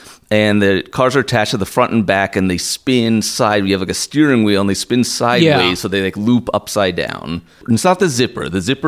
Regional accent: Mountainside, New Jersey, United States; moved away; Okay, so I grew up in Mountainside, New Jersey, Union County, on Route 22.

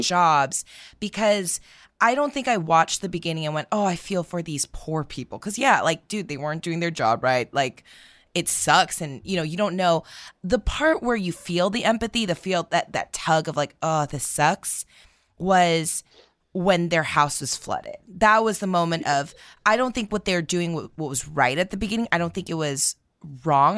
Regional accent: United States; we are Americans

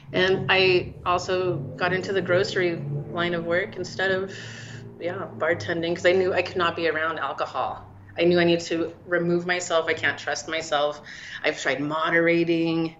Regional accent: Salt Lake City, Utah, United States; moved away as an adult; also born or lived in Portland, Oregon; I grew up in Salt Lake

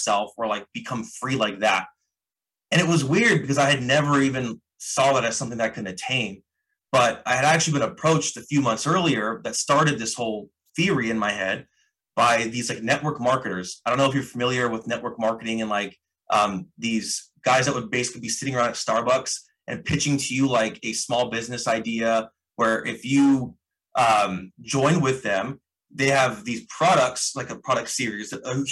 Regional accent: the Northwest, Pacific Northwest, United States; I had just got my job with my tech degree in downtown Seattle because I'm from the Northwest.

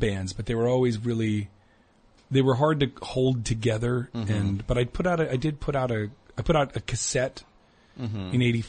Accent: Princeton, New Jersey, United States; I was born in Princeton

